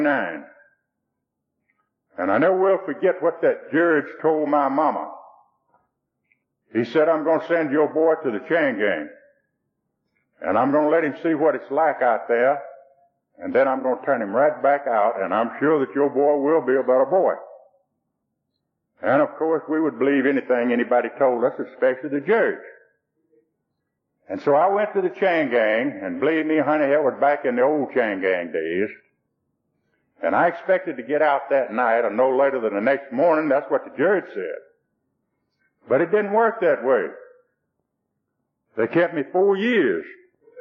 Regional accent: Rockdale County, Georgia, United States; born over here in Rockdale County, and that's where I live today. And my old daddy was a sharecropper and a moonshiner. And I guess we were about the poorest folks who were in Rockdale County

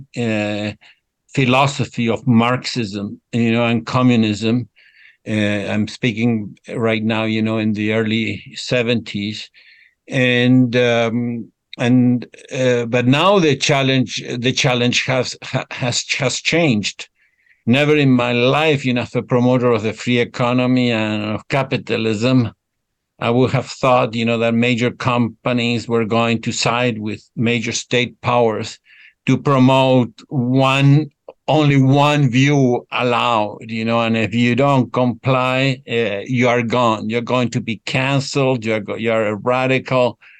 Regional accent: Argentina; I was born in Argentina

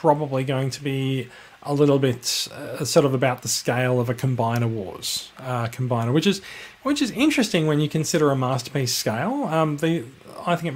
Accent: Australia; I am Australian

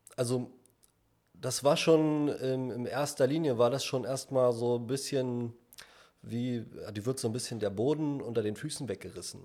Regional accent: Berlin, Germany; gebürtiger Berliner, Südberlin groß geworden damals

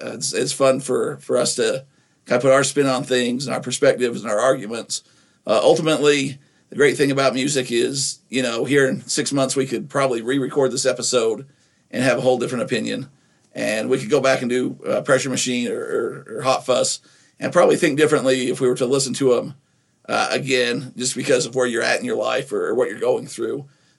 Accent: Nephi, Utah, United States; a lot of that might come from growing up in Utah as well in Nephi

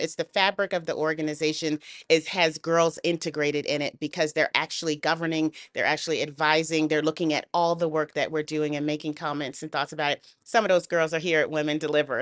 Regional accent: United States; I'm a Black woman growing up in the United States

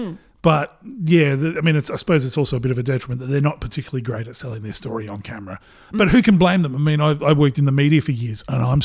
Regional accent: Port Pirie, South Australia, Australia; the people that I grew up with in Port Pirie.

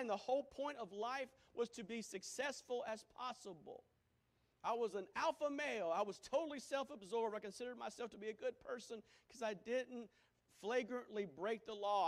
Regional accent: Greenville, South Carolina, United States; also born or lived in Wisconsin; I'm from Greenville, South Carolina.

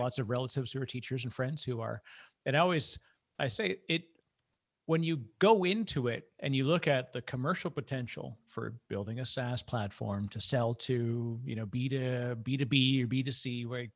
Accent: Canada; I'm Canadian

